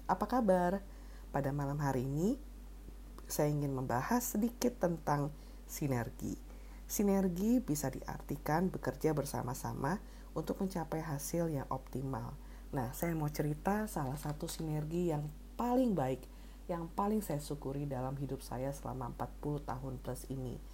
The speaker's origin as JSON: {"language": "Indonesian", "town": "Bandung", "region": "West Java", "country": "Indonesia", "tie": "born or raised there", "said": "itu berasal dari uh, Marga …, tapi tumbuh besar di tempat yang sama sekali berbeda saya tumbuh besar di Bandung"}